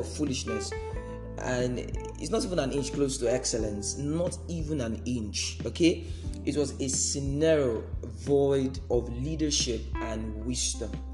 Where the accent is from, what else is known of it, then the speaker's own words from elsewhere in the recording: Nigeria; we are in Nigeria and we are from Nigeria